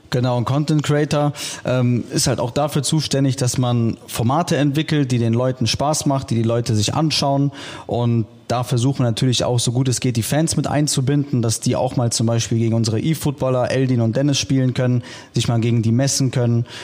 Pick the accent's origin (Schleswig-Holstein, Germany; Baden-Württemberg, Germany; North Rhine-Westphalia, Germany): North Rhine-Westphalia, Germany; Düsseldorf; ich komme aus Düsseldorf